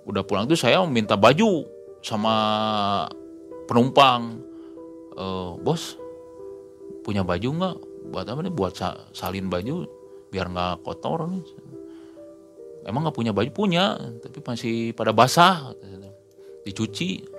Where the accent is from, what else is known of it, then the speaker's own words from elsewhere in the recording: Bandung, West Java, Indonesia; kamu dari mana saya dari Bandung